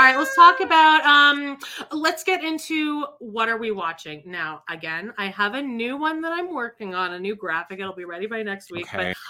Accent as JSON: {"language": "English", "town": "Calgary", "region": "Alberta", "country": "Canada", "said": "I'm from Calgary. It's like a cowboy town."}